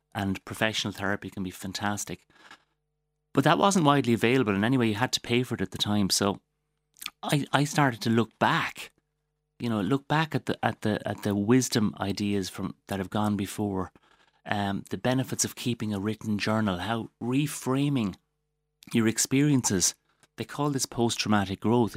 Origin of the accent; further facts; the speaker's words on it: Waterford, Munster, Ireland; I'm, I'm from Waterford. I'm very proud of the place I come from